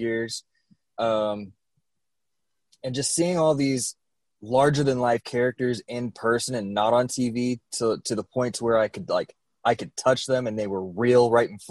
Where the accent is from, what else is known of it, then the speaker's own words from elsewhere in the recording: Amarillo, Texas, United States; moved away as an adult; also born or lived in Americus, Georgia; now in Ocala, United States; as a kid, we moved there when I was like 8 or 9 years old